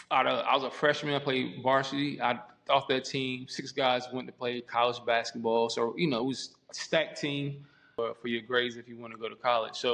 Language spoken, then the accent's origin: English; Columbia, South Carolina, United States; also born or lived in Fulda, Germany / Frankfurt, Germany; now in Germany; So my mom was in the army. So we were stationed in Fulda and then Frankfurt and then the military. And then we, when she got out the military, we moved to um, Fort Jackson, Columbia, South Carolina, which is another army base.